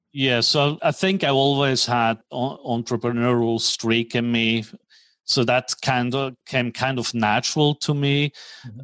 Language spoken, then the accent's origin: English; Switzerland; moved away as an adult; also born or lived in New York / Tokyo / Hong Kong; now in Dallas, United States; I'm originally from Switzerland. Grew up in Switzerland